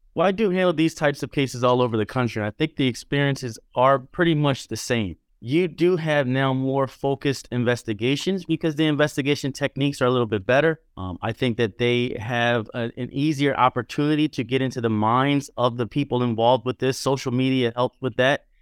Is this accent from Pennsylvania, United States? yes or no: yes; Philadelphia, Pennsylvania, United States; now in New York, United States; I grew up in Philadelphia, but I've been in New York a long time